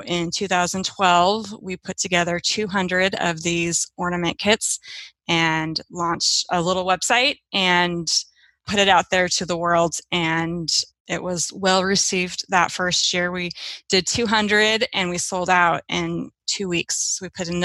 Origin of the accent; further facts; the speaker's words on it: Seattle, Washington, United States; I am from Seattle, Washington